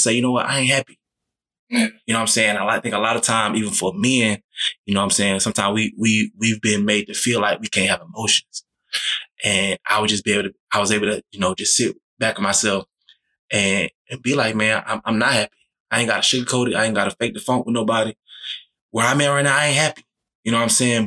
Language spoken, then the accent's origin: English; Texas, United States; moved away as an adult; also born or lived in Virginia; now in Georgia, United States; I'm from Texas